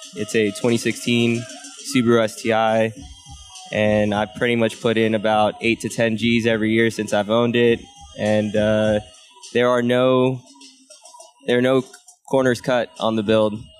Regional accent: Northern Virginia, United States; moved away as an adult; now in Arizona, United States; I'm originally from the East Coast. Uh, I grew up in Northern Virginia

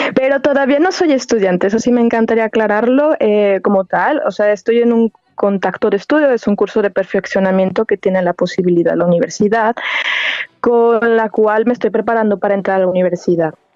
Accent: La Piedad, Michoacán, Mexico; moved away as an adult; now in Germany; yo soy de La Piedad, Michoacán, de México

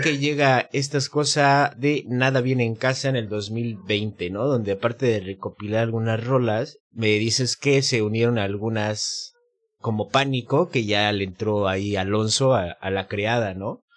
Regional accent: Mexico City, Mexico; now in Mérida, Mexico; mi ciudad de, México

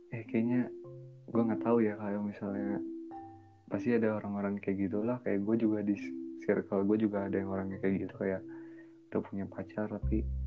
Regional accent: West Java, Indonesia; gue orang Sunda

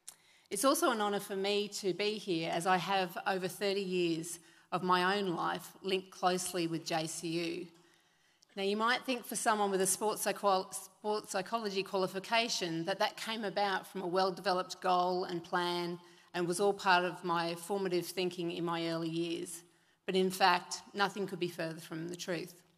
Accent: Sunshine Coast, Queensland, Australia; I grew up on the Sunshine Coast

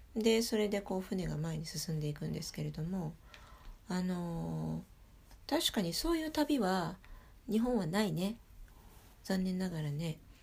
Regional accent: Paris, Île-de-France, France; 私も、あのパリで育ってるから

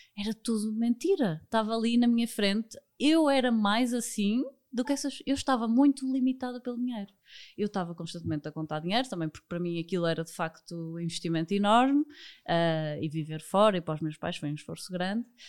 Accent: Porto, Norte, Portugal; sou do Porto

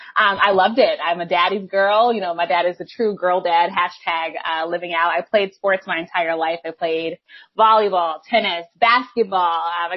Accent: DMV, United States; Yes, born and bred.

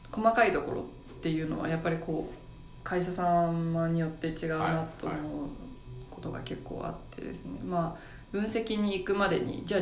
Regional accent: Saga, Japan; moved away; also born or lived in Fukushima; 佐賀出身です

